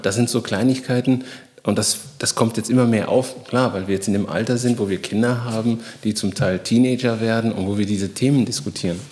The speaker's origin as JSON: {"language": "German", "town": "Bonn", "region": "North Rhine-Westphalia", "country": "Germany", "tie": "born or raised there", "also_born_or_lived": "Guinea / Cologne", "said": "in Bonn und Köln, wo ich groß geworden bin"}